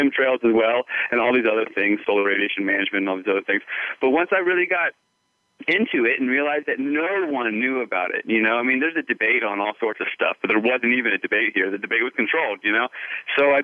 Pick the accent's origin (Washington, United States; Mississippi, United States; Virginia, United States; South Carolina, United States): Virginia, United States; just outside D.C., Northern; moved away as an adult; also born or lived in California / Vancouver, Canada; now in Sedona, United States; I grew up on the East Coast, just outside D.C.